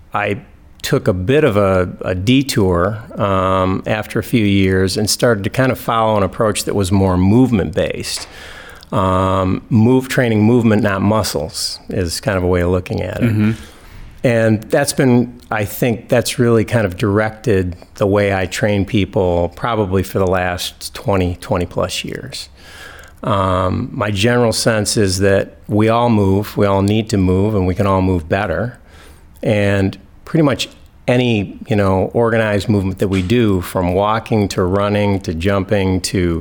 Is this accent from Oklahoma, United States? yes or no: no; East Lansing, Michigan, United States; also born or lived in Oregon; I'm from East Lansing. I grew up here and went to East Lansing schools.